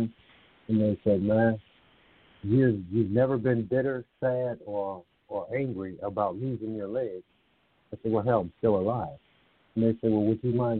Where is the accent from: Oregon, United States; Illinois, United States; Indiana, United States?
Indiana, United States; moved away; my hometown in Indiana